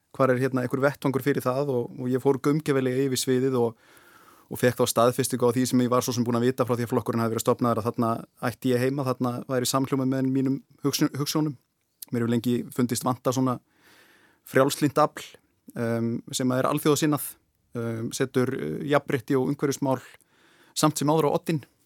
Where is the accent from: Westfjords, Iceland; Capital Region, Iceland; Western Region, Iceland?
Westfjords, Iceland; ég get sagt þetta sem í rauninni vestfyrðingur